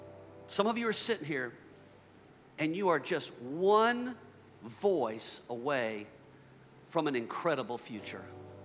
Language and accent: English; McDonough, Georgia, United States; I grew up here in the South. I grew up in a little town called McDonough, Georgia. I grew up on a dirt road.